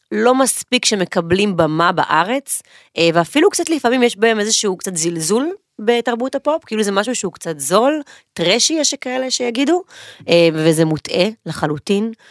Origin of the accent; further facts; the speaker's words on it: Ashkelon, Southern District, Israel; גדלתי, התבגרתי, ואחרי הצבא חזרתי לאשקלון